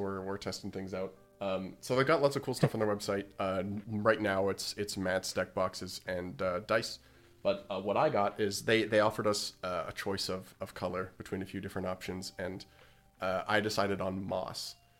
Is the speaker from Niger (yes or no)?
no; Canada; enough to send us a mat to Canada, and the owner of Grimoire also was nice enough to cover the import fees as a Canadian.